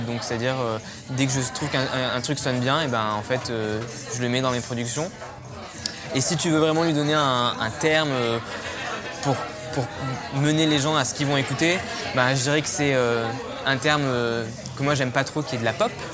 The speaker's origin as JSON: {"language": "French", "town": "Valence", "region": "Auvergne-Rhône-Alpes", "country": "France", "tie": "born or raised there", "first_language": "French", "moved": "as an adult", "said": "j'ai grandi euh, dans la Drôme, à Valence. Euh, j'ai vécu jusqu'à ce que je parte de chez moi à 18 ans"}